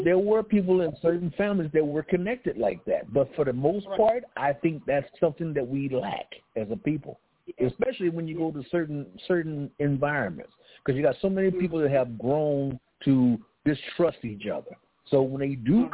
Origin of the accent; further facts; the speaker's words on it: Los Angeles, California, United States; I grew up in South Central around that area